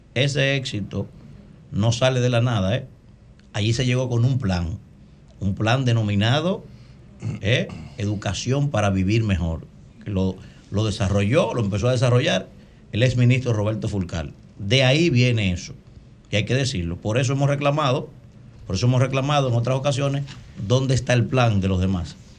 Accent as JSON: {"language": "Spanish", "country": "Dominican Republic", "said": "mi alegría como dominicano"}